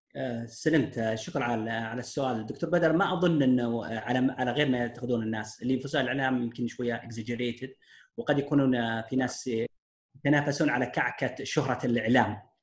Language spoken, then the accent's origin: Arabic; Saudi Arabia; عندنا في السعودية